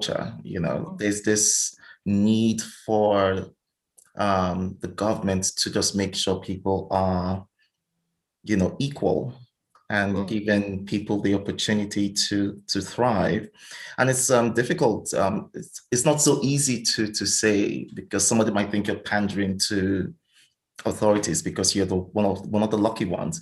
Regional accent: Nigeria; moved away as an adult; now in Sweden; I grew up and lived in Nigeria

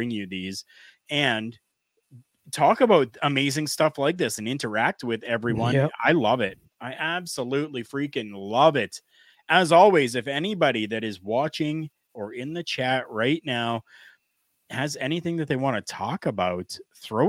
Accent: Canada; as a Canadian professional wrestling fan

